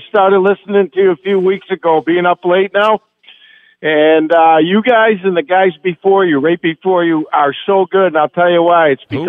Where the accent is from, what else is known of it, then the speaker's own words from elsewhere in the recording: Rochester, New York, United States; I'm from Rochester, so that's right next to Syracuse.